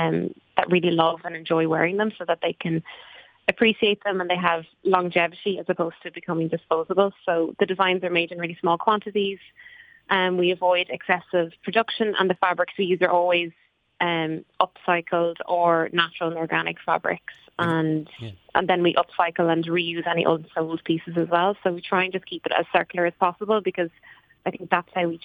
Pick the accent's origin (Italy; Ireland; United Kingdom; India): Ireland; Clearystown, Leinster; also born or lived in Rathangan; I grew up in Clearystown and went to school in Rathangan. I live here still